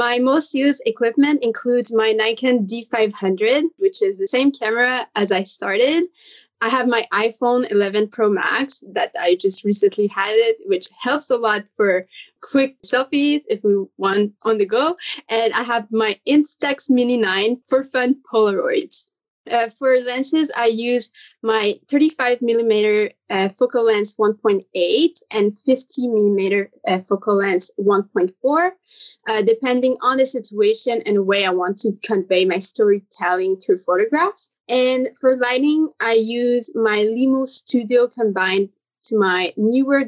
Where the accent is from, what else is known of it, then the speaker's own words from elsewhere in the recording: Canada; I'm from the National Capital Region of Canada in Ottawa-Gatineau, and I live like in the French side